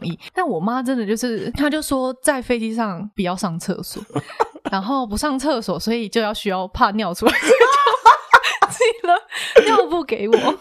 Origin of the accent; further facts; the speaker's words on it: Taiwan; moved away as an adult; also born or lived in Sweden; 我们台湾人会有自己的社群